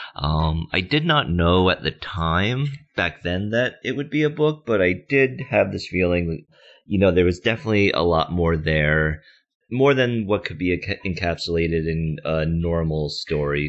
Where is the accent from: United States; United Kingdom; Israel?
United States; also born or lived in South Korea; I was born in South Korea and then adopted when I was about three months old. So, uh, majority of my life, I grew up in the States in the New York, New Jersey area